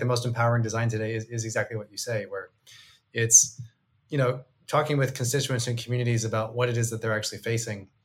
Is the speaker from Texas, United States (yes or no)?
yes; Texas, United States; now in Boston, United States; I am from Texas. I live in Boston. So one of my accents is wrong.